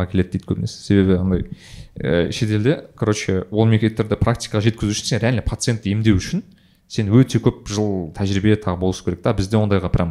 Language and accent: Kazakh; Kazakhstan; now in Netherlands; сөйтсем мен де қазақпын ғой дейді